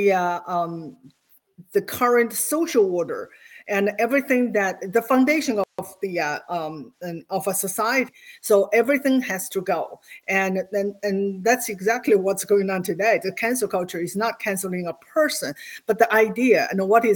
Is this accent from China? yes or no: yes; China; English is a second language; moved away as an adult; now in United States; I grew up in Mao's China when I was in my first grade